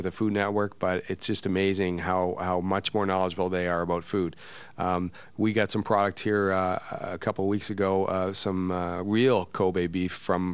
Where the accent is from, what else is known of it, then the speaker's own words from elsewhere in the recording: New Brunswick, Canada; moved away as an adult; also born or lived in Vancouver / Canadian Rockies / Bermuda / Toronto; now in New York City, United States; I'm from Canada originally, and I worked. I grew up on the East Coast, New Brunswick, okay. A small town